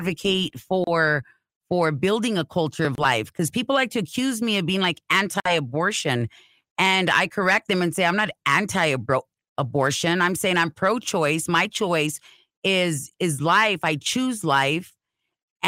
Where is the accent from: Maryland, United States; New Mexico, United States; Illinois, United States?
New Mexico, United States; Albuquerque; as a native New Mexican